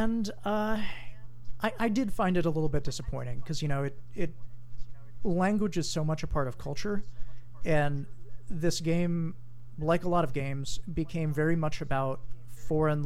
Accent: Hawaii, United States; I'm from Hawaii

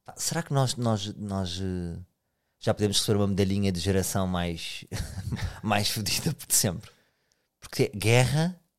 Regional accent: Portugal; somos mesmo portugueses

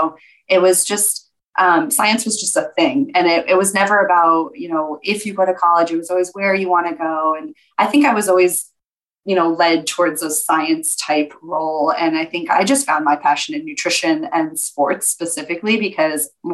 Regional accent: Connecticut, United States; now in Scottsdale, United States; I was born in Connecticut and I have one sibling, an older brother

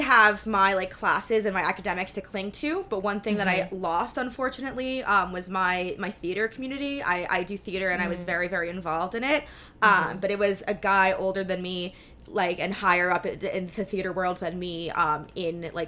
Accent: New York City, New York, United States; I'm from New York City

